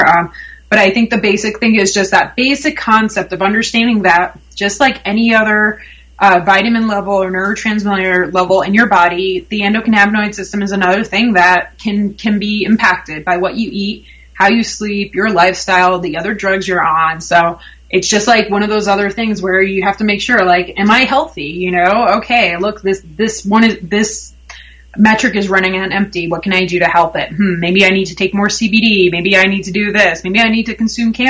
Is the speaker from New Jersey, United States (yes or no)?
yes; New Jersey, United States; also born or lived in Colorado; now in Denver, United States; I'm from Jersey